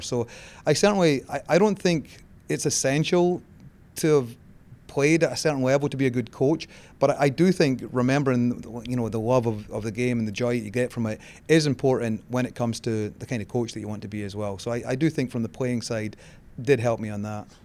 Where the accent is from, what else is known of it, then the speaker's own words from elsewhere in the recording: Scotland, United Kingdom; moved away as an adult; now in United States; I grew up in Scotland